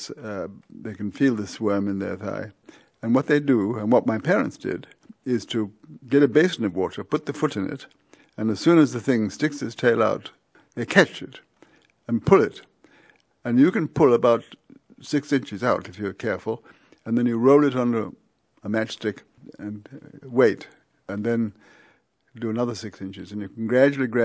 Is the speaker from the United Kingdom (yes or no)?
no; India; born there; I was born out in India, up in the mountains, and my parents were missionaries.